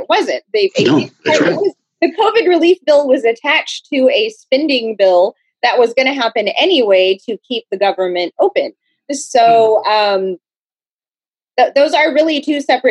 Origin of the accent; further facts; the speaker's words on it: Texas, United States; I'm from Texas.